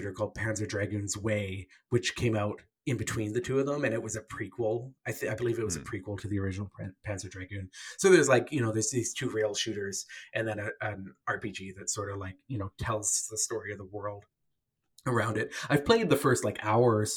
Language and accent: English; Canada; I'm Canadian